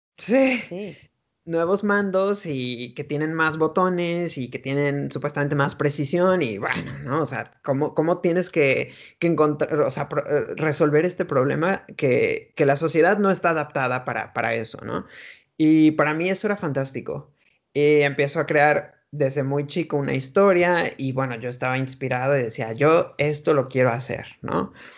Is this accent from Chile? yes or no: no; Mexico; moved away as an adult; also born or lived in United States; now in Madrid, Spain; nací, crecí en México y me fui de México como a la edad de 23, 24 años a Estados Unidos